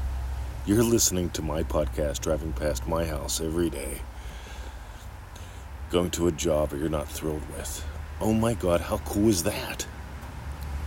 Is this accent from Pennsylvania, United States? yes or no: yes; Pennsylvania, United States; moved away; I grew up in Pennsylvania